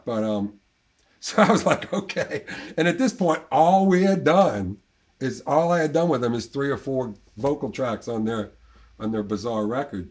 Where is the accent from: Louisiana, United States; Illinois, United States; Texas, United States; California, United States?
Louisiana, United States; New Orleans; moved away as an adult; also born or lived in England; I'm from I'm from here. I was, yeah. I was born in Ashna, and okay. uh, born and lived uptown